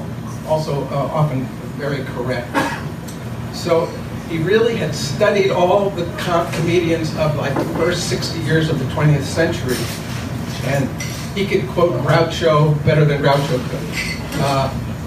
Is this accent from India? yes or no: no; New Jersey, United States; I'm from New Jersey